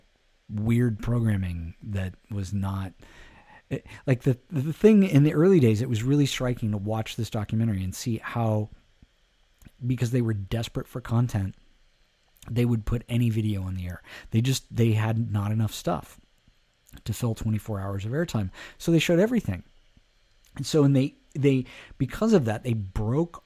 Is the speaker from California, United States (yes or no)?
yes; Alameda, California, United States; growing up in Alameda, California, we didn't have cable